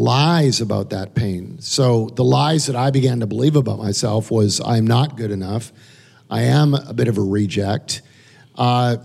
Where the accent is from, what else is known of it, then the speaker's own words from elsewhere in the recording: Calgary, Alberta, Canada; now in United States; I'm an immigrant to America. I grew up in Calgary, Alberta, Canada